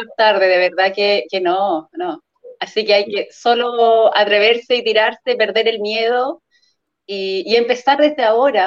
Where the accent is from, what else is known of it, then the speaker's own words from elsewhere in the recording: Puerto Varas, Los Lagos, Chile; trabajo en un colegio en Puerto Varas, soy de Puerto Varas